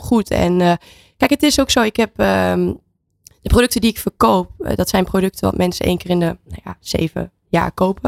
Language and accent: Dutch; Netherlands; now in Spain